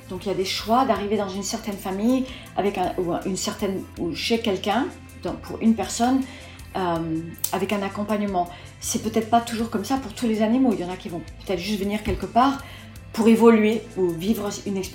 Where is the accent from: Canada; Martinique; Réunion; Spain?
Spain; Formentera, Balearic Islands; also born or lived in Paris, France; j'étais petite, j'étais élevée à Formentera dans les Baléares principalement et sur et Paris, les deux. On a quitté les États-Unis, mes parents ont quitté les États-Unis, on est venu vivre en Europe